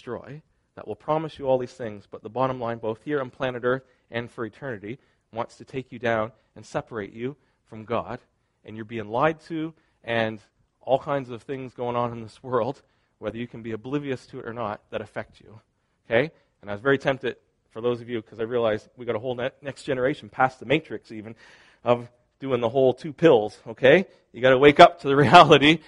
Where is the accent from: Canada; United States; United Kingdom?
Canada; part of my identity is I am Canadian, not just Molson Canadian, but as in Canadian, I am Canadian.